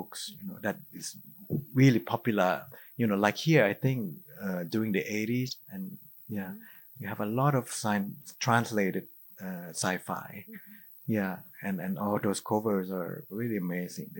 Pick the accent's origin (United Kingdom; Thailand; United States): Thailand; growing up in Thailand, you know, we have belief in spirit